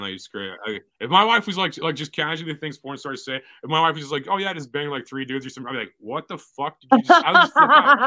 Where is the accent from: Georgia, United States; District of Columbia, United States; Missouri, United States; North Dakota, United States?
Missouri, United States; St. Louis; I'm from St. Louis